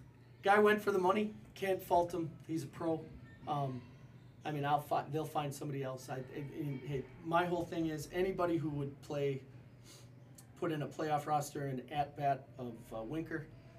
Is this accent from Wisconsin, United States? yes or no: yes; Kiel, Wisconsin, United States; I was from Kiel.